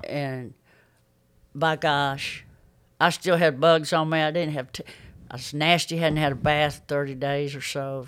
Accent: Pinson, Alabama, United States; I grew up in Pinson

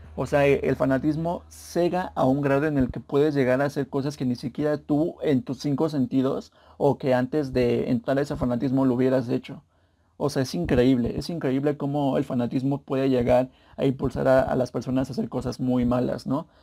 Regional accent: Mexico; yo soy mexicano

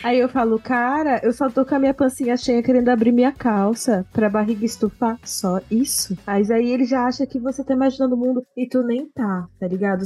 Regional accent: Santos, São Paulo, Brazil; a gente é de Santos. Santos é muito pequeno

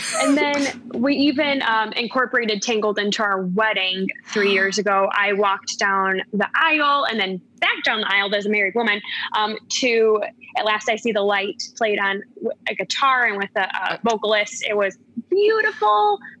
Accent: Chicago suburbs, Northwest suburbs, Illinois, United States; born or raised there; also born or lived in Champaign-Urbana, Illinois / Toledo, Ohio

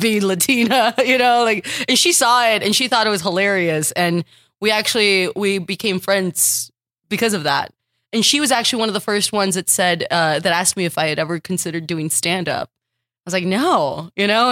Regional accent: Texas, United States; moved away as an adult; also born or lived in Los Angeles; I'm from Texas. I started stand-up in Texas

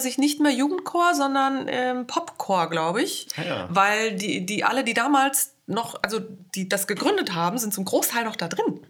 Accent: Hesse, Germany; first language German; moved away as an adult; also born or lived in Vienna, Austria; Ich bin in Hessen geboren und aufgewachsen

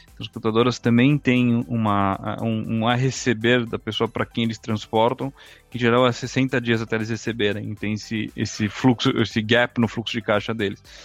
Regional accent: Brazil; moved away as an adult; also born or lived in Chicago, United States / New York, United States; now in Israel; nasci e vivi no Brasil até, até os 18 anos.

